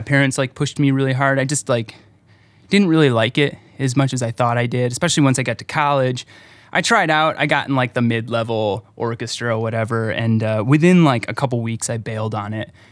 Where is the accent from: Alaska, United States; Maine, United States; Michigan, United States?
Michigan, United States; Lake Orion; also born or lived in Detroit; now in Lansing, United States; I grew up in Lake Orion.